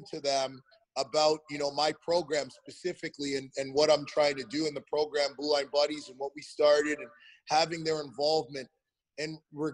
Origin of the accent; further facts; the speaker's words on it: Canada; moved away as an adult; also born or lived in Nashville / New York area; now in United States; I'm Canadian. I'm not from the United States